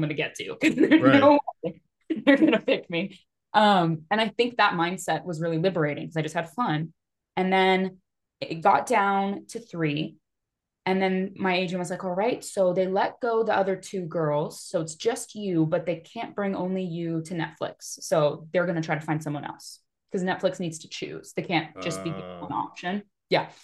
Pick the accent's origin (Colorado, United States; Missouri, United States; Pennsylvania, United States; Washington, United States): Washington, United States; Seattle; I'm a nobody from Seattle